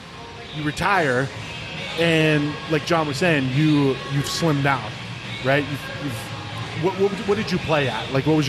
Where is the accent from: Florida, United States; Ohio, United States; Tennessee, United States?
Ohio, United States; I grew up in Ohio. Working class.